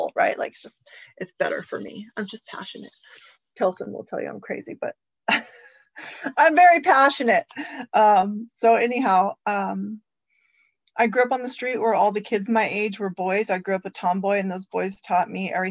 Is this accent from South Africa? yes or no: no; Santa Ana, California, United States; I grew up in Santa Ana, and I come from a long line of alcoholics